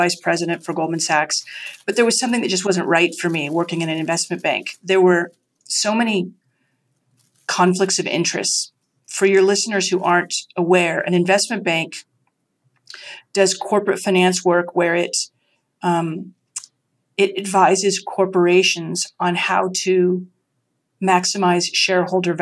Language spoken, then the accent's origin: English; rural Idaho, United States; moved away as an adult; also born or lived in Vermont; I grew up in Idaho, in rural Idaho